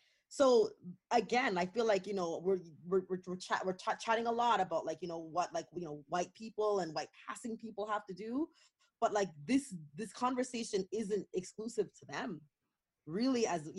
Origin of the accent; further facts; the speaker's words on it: Canada; yay, I'm Canadian and I love this place